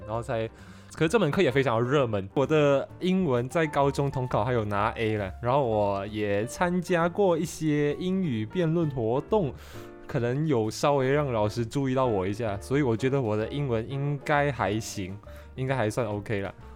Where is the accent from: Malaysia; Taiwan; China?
Malaysia; Johor Bahru, Johor; I'm from J B